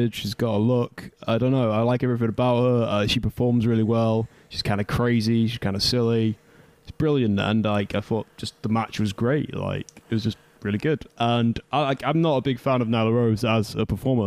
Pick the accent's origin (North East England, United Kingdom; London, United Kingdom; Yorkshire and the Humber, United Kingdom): Yorkshire and the Humber, United Kingdom; Scunthorpe; I grew up in Scunthorpe